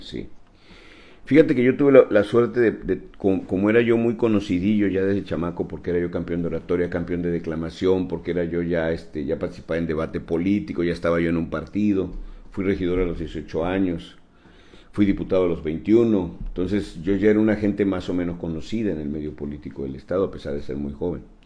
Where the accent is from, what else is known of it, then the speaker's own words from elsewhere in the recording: Tabasco, Mexico; todos somos tabasqueños